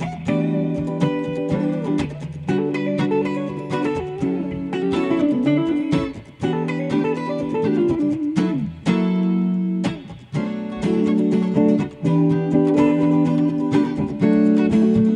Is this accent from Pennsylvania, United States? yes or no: yes; Philadelphia, Pennsylvania, United States; Philly over here too